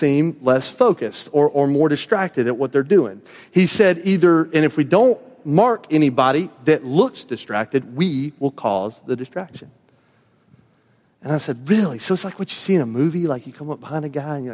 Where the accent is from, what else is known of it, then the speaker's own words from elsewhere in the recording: the South, United States; I was a native Southerner